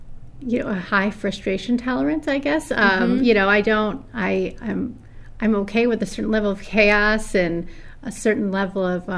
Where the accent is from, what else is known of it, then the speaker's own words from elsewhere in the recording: Auburn, New York, United States; moved away as an adult; also born or lived in Albany, New York / Rochester, New York / Owasco, New York; I live in Owasco. I was born and raised in Auburn.